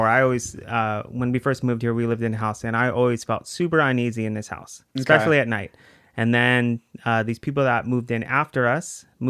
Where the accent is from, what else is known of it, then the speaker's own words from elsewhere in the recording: Virginia, United States; But then my dad worked at the Pentagon. So we lived in Virginia. Yeah.